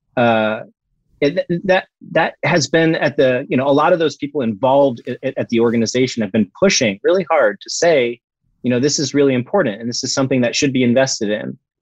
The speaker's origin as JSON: {"language": "English", "region": "Florida", "country": "United States", "tie": "born or raised there", "said": "we grew up in Florida"}